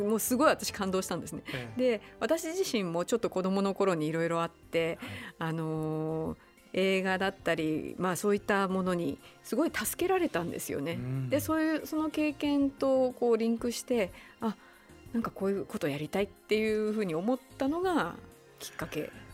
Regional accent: Utsunomiya, Tochigi, Japan; now in Tokyo, Japan; 私は宇都宮ですけどやっぱりね栃木県も広いので

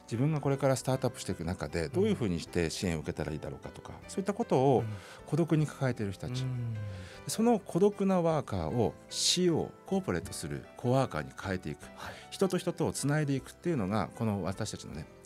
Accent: Utsunomiya, Tochigi, Japan; born or raised there

